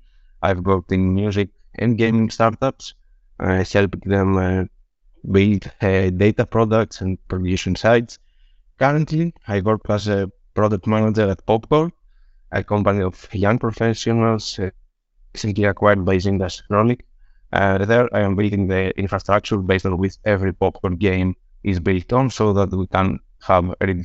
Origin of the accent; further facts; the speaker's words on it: Greece; now in Berlin, Germany; I come from Greece. I lived there for 7 years, and now I live in Berlin.